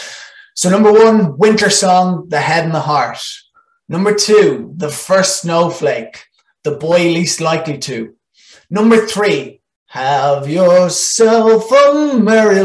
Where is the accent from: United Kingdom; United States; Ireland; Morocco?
Ireland; first language Irish